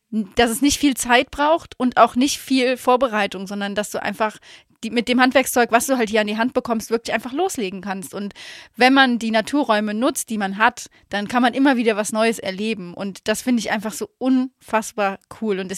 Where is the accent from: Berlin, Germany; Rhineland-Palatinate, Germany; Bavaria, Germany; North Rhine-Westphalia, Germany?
Rhineland-Palatinate, Germany; Laacher See; moved away; die Story mit dem Lacher See, das ist halt meine Heimat